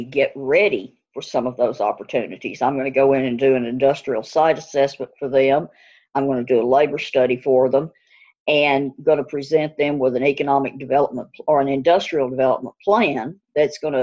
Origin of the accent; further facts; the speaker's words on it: Camden, Tennessee, United States; I grew up in Camden, Tennessee, went to school at Memphis State